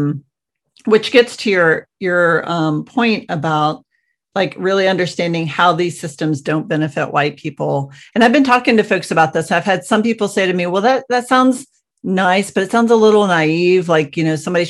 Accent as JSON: {"language": "English", "region": "Georgia", "country": "United States", "tie": "born or raised there", "moved": "yes", "said": "I grew up in the South"}